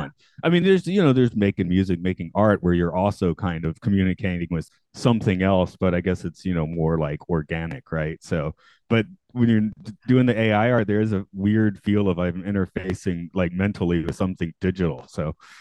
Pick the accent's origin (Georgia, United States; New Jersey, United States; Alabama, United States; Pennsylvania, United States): Georgia, United States; Atlanta; I'm from Atlanta